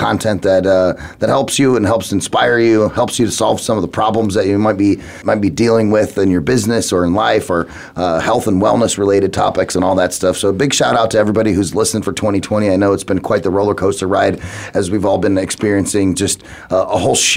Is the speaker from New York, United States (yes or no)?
no; Phoenix, Arizona, United States; I'm born and raised in Phoenix, Arizona